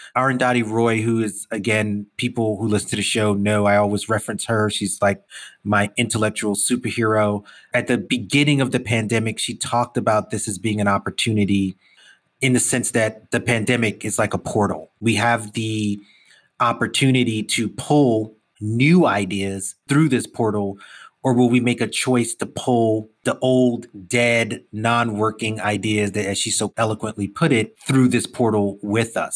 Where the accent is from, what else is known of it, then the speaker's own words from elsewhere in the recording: New York City, New York, United States; I'm a Brooklyn kid. I grew up in New York all my life.